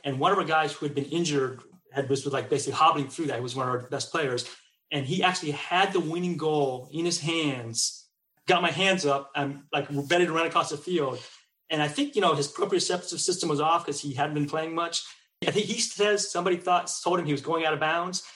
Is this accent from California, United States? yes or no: yes; Bay Area, California, United States; also born or lived in Seattle; now in Texas, United States; I grew up in the Bay Area